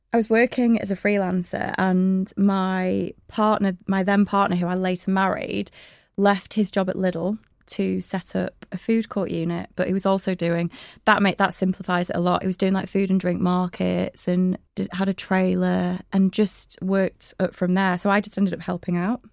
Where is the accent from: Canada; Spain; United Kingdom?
United Kingdom; Blackburn, North West England; moved away as an adult; now in Manchester, United Kingdom; I was born in Blackburn. Um, and I had, just had a really lovely childhood